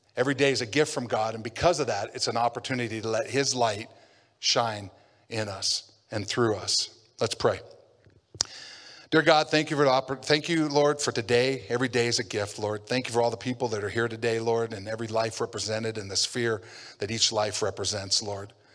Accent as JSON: {"language": "English", "town": "Havre", "region": "Montana", "country": "United States", "tie": "born or raised there", "said": "I grew up in Havre, Montana"}